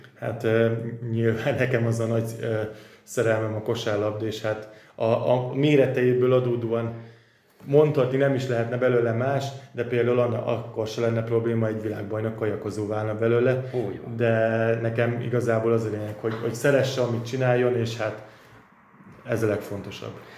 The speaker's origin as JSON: {"language": "Hungarian", "country": "Hungary", "said": "mint magyar, mint minden magyar"}